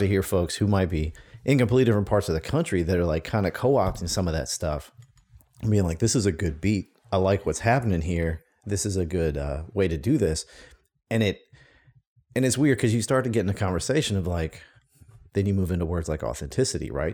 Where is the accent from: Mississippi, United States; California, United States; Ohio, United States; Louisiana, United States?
Mississippi, United States; Mississippi Gulf Coast, United States; moved away as an adult; I grew up on the Mississippi Gulf Coast